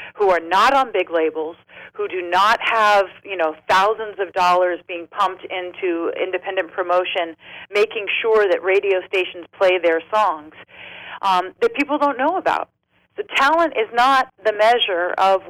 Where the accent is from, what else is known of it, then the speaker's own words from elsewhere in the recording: San Diego, California, United States; also born or lived in Los Angeles; I'm from San Diego, but I was